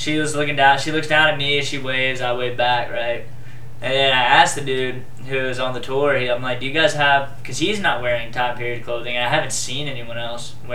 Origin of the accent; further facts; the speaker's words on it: Charleston, South Carolina, United States; I'm from Charleston, South Carolina. Really old fucking city.